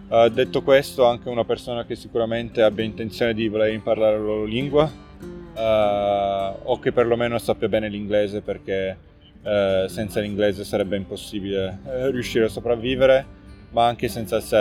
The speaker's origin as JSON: {"language": "Italian", "town": "Turin", "region": "Piedmont", "country": "Italy", "moved": "yes", "lives_now": "Novi Sad, Serbia", "said": "ho 32 anni, sono originario di Torino. Ormai vivo da 7 anni qua a Novi Sad eh, con la mia famiglia, mia moglie è serba"}